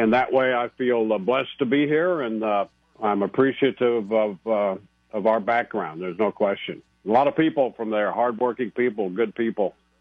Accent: Advance, Missouri, United States; moved away; I was born in Advance

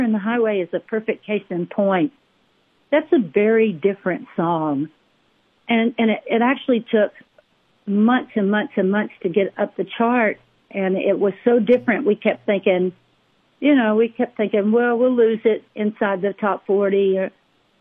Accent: Nashville, Tennessee, United States; I grew up here in Nashville

